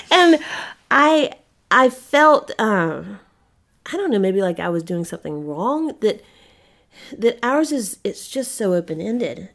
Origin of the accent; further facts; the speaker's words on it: Spartanburg, South Carolina, United States; my hometown, Spartanburg, South Carolina